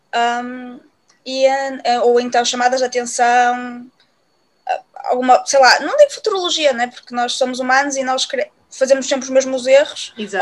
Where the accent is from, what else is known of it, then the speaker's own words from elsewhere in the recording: Viana do Castelo, Norte, Portugal; now in Braga, Portugal; nasci em Viana do Castelo, mas eu agora vivo, uh, não é? E, e vivo em Braga